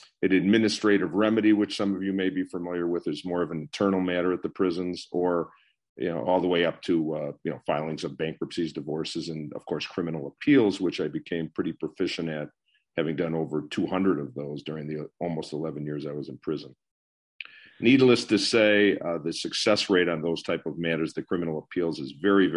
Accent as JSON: {"language": "English", "town": "Skokie", "region": "Illinois", "country": "United States", "tie": "born or raised there", "said": "I was raised in the Skokie, Morton Grove, the Skokie area, basically. Went to high school in Skokie, Illinois"}